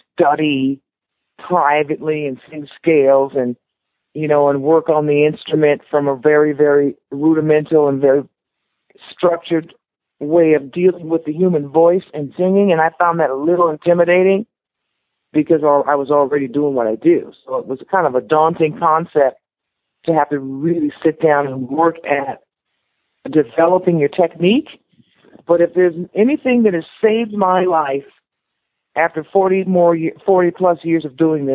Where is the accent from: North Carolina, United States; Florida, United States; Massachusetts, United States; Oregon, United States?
Florida, United States; Miami; Growing up in Miami is so beautiful